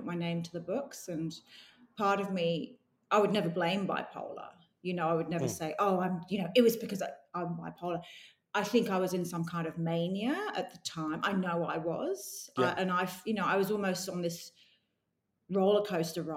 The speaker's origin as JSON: {"language": "English", "region": "London", "country": "United Kingdom", "tie": "born or raised there", "accent": "English", "moved": "as an adult", "lives_now": "Australia", "said": "I grew up in London"}